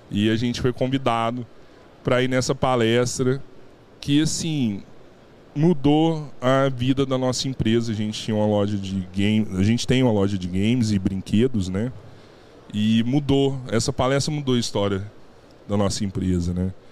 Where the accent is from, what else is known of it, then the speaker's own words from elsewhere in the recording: Araguari, Minas Gerais, Brazil; A gente é né, de Araguari.